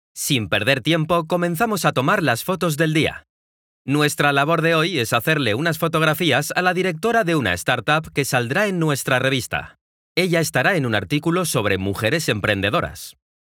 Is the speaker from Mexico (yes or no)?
yes; Mexico; now in Guadalajara, Mexico; Soy un mexicano de 27 años que vive en la ciudad de Guadalajara, en México